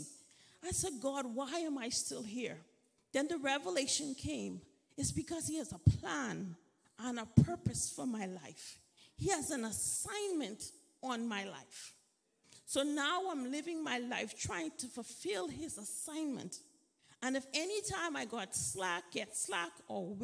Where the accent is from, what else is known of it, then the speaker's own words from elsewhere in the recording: Freeport, Grand Bahama, Bahamas; moved away; I grew up in Freeport, Bahamas